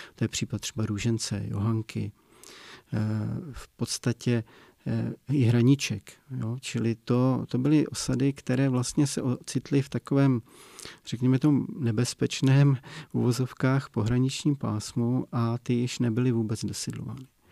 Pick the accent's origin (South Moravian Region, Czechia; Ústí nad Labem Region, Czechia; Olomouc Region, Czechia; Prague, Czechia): Olomouc Region, Czechia; Jeseník region; tady u nás na Jesenicku